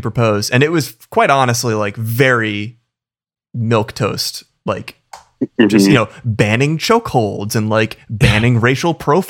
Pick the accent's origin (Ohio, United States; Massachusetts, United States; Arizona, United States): Massachusetts, United States; moved away; because I'm from Massachusetts.